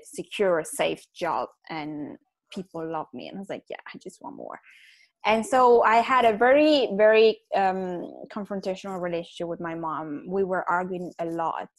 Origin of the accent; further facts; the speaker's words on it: Milan, Lombardy, Italy; moved away as an adult; now in London, United Kingdom; I grew up in Milan